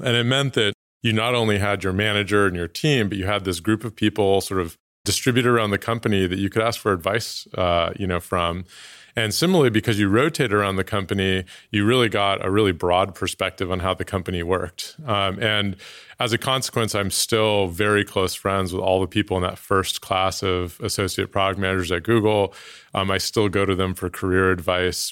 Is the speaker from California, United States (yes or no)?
yes; Oakland, California, United States; moved away; I was born in Oakland, nineteen eighty, Oakland Kaiser. Um, Kaiser, another great Oakland company, and, uh, spent most of my childhood there.